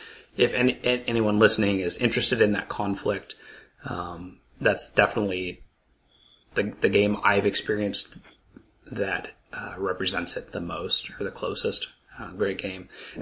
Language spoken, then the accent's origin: English; Idaho, United States; I was born in Idaho.